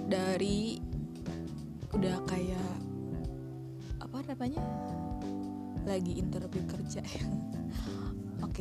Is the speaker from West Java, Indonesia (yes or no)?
yes; Karawang, West Java, Indonesia; karena saya juga orang Sunda orang Karawang oke okay?